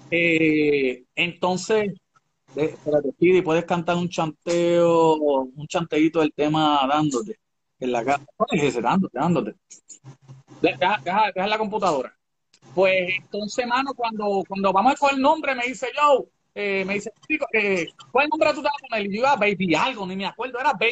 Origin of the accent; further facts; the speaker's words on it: Holland, Massachusetts, United States; born there; moved away; also born or lived in Puerto Rico; Yo nací en Holland, Massachusetts. Oh, Massachusetts, ok. Eh, okay. Es de, Boston. Entonces, pues llego allá a Puerto Rico